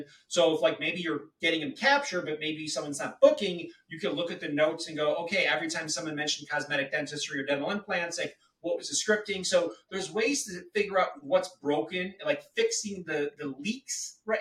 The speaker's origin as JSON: {"language": "English", "town": "Chicago", "region": "Illinois", "country": "United States", "tie": "born or raised there", "said": "I grew up in Chi-Town"}